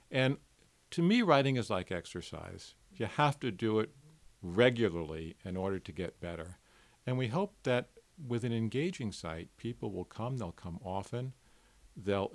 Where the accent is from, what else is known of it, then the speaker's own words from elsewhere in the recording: New York City, New York, United States; growing up in New York City and being a teenager in New York City in the 1960s